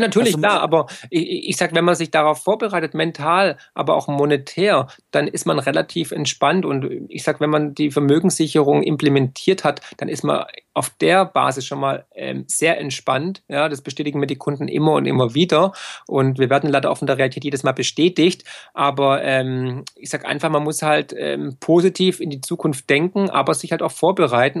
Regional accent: Swabia, Baden-Württemberg, Germany; für mich als Schwabe und als Ökonom

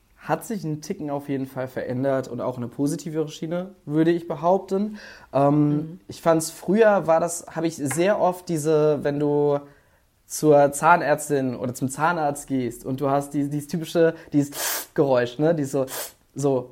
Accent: Mainz, Rhineland-Palatinate, Germany; now in Cologne, Germany; ich bin in Mainz aufgewachsen, beziehungsweise in der Nähe davon

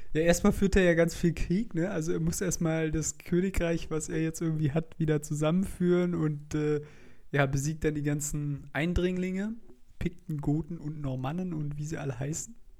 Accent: Germany; als Deutsche

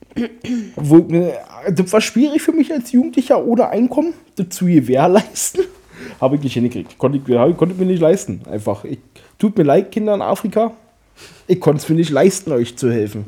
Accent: Germany; wir Deutschen

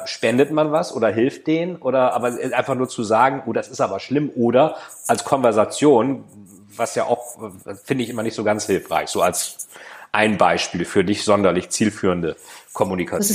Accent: Bremen, Germany; Ich bin ja Bremer

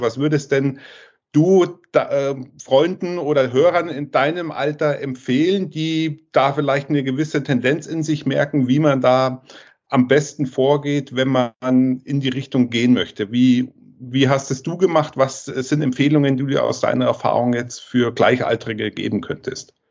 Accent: Southern Germany, Germany; ich bin jetzt aus dem Süden von Deutschland, wie ihr ja wisst und auch hört

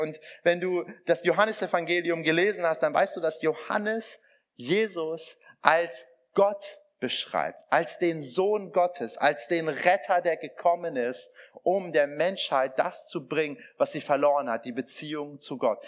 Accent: Iran; now in Germany; meine, mein Ursprung ist iranisch, also ich komme aus dem Iran.

